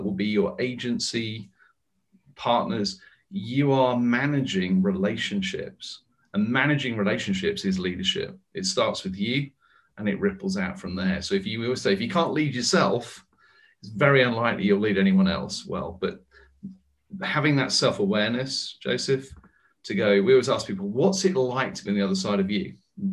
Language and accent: English; United Kingdom; also born or lived in United States; now in London, United Kingdom; as a Brit